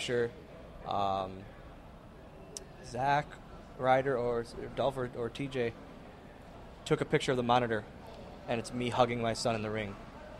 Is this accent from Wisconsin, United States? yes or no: yes; Green Bay, Wisconsin, United States; born or raised there